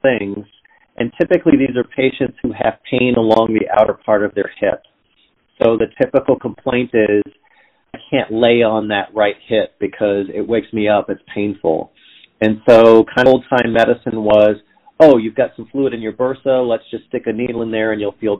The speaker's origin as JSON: {"language": "English", "region": "Southern California", "country": "United States", "tie": "born or raised there", "also_born_or_lived": "Atlanta, Georgia", "moved": "as an adult", "lives_now": "Cincinnati, United States", "said": "I grew up in Southern California"}